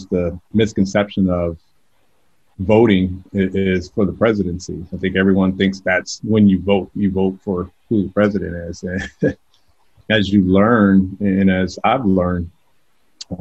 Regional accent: California, United States; moved away as an adult; also born or lived in Georgia; now in Atlanta, United States; I grew up in California

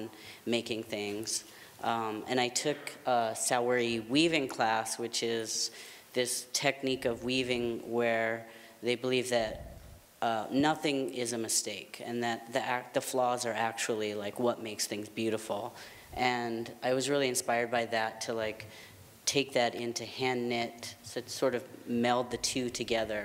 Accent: Vermont, United States; moved away; also born or lived in Trinidad; growing up in Vermont and in Trinidad, like these two crazy, completely different places

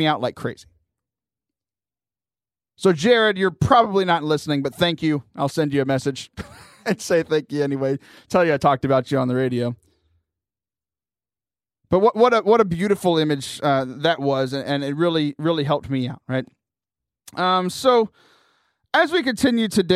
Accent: Lake Jackson, Texas, United States; moved away; back in Lake Jackson, my hometown. It's about 45 minutes south of Houston.

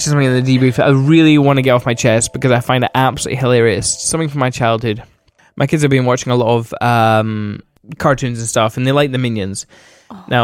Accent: Selkirk, Scotland, United Kingdom; my hometown Selkirk.

